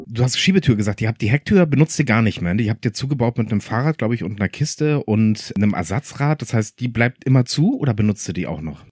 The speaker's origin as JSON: {"language": "German", "country": "France", "said": "Ich bin selber auch Franzose."}